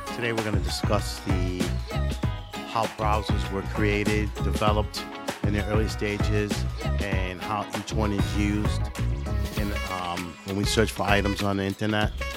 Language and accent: English; Maryland, United States; I'm not from here, I'm from Maryland